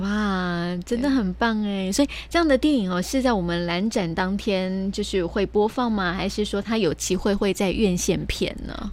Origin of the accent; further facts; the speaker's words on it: Taiwan; 我们台湾